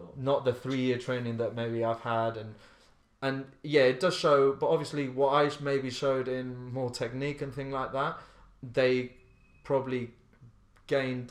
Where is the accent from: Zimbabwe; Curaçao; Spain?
Spain; Ibiza, Balearic Islands; moved away as an adult; also born or lived in Slough; now in London, United Kingdom; I grew up in Ibiza, and I danced from when I was eight